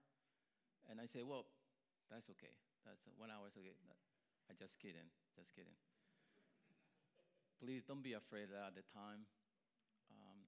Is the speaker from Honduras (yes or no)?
yes; Honduras; moved away as an adult; I grew up in Honduras